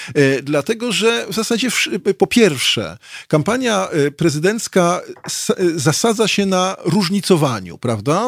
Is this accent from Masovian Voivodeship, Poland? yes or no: yes; Warsaw, Masovian Voivodeship, Poland; też się urodziłem na Karowej, w tymże szpitalu